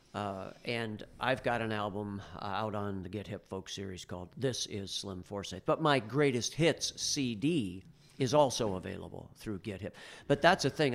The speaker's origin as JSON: {"language": "English", "town": "Bradford", "region": "Pennsylvania", "country": "United States", "tie": "born or raised there", "moved": "yes", "lives_now": "Pittsburgh, United States", "said": "as a kid growing up in Bradford, Pennsylvania"}